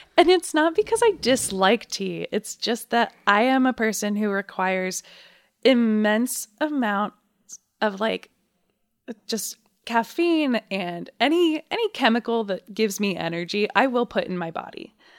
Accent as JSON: {"language": "English", "town": "Dayton", "region": "Ohio", "country": "United States", "said": "I am personally from Dayton, Ohio"}